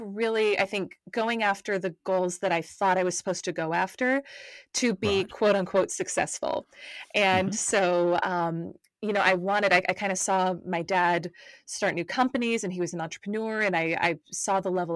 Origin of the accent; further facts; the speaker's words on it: North Carolina, United States; moved away as an adult; now in Atlanta, United States; I'm over in the United States, was born and raised in North Carolina